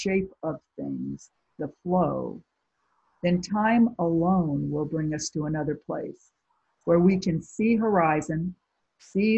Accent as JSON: {"language": "English", "area": "near Lake Michigan", "region": "Midwest", "country": "United States", "tie": "born or raised there", "said": "growing up near Lake Michigan"}